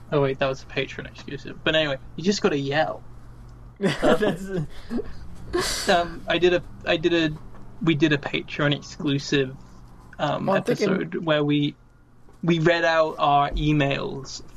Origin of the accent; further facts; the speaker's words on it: England, United Kingdom; I'm from England